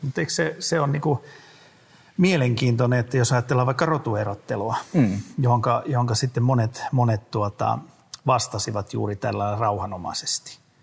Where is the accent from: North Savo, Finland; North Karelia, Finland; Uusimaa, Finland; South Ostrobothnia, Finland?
South Ostrobothnia, Finland; mä olen itse eteläpohjalainen